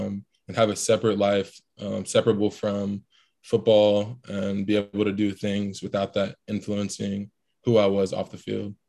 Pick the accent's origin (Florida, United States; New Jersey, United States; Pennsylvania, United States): Florida, United States; Tampa; born there; also born or lived in Ohio / Texas; Yeah, so I was born in Tampa, Florida. My dad was stationed out there, kind of going overseas every once in a while. Moved to Ohio for about 2 years when I was super young.